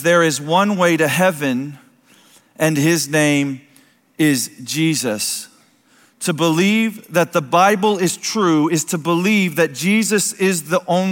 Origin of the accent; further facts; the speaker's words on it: United States; I'd be born to America